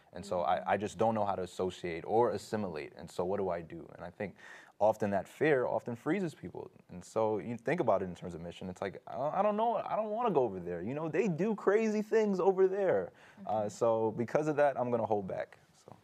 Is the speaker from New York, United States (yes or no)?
yes; New York City, New York, United States; I grew up in New York